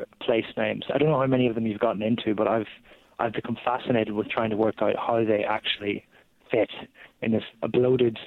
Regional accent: Ireland; as an Irishman

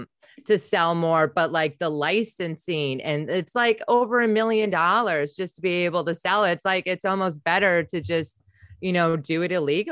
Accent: Wisconsin, United States; moved away; also born or lived in Tampa area, Florida / California; because I'm from Wisconsin

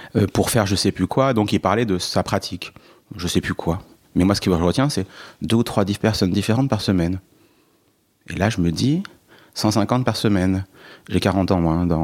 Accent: Allier, Bourbonnais, Auvergne-Rhône-Alpes, France; J'ai grandi dans l'Allier, dans le Bourbonnais, frontière et... creusoise, dans une ville de 40 000 habitants.

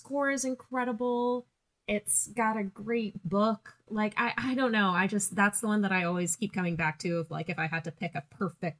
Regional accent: Laguna Beach, California, United States; now in Christchurch, New Zealand; The city I grew up in, Laguna Beach, is very heavy into the arts

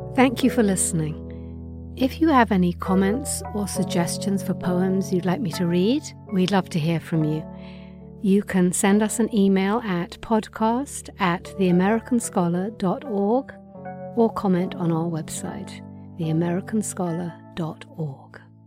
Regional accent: England, United Kingdom; accent: English; my English accent

